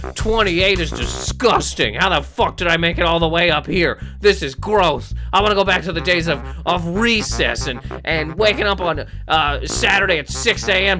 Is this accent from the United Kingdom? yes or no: no; Canada; I'm from Canada